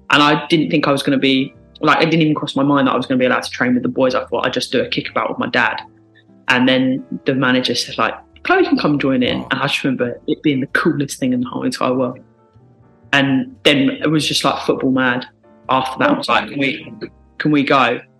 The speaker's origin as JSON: {"language": "English", "region": "South East England", "country": "United Kingdom", "tie": "born or raised there", "said": "Um, well, because I grew up in Kent, the first game I went to was a Gillingham game."}